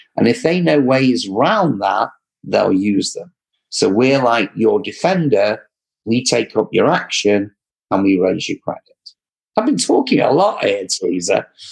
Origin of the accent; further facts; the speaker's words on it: England, United Kingdom; accent: English; my English accent